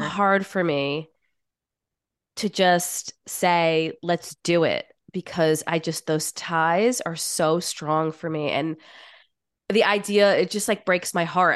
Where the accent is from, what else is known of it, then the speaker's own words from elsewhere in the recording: New York, United States; I am from New York and I live in New York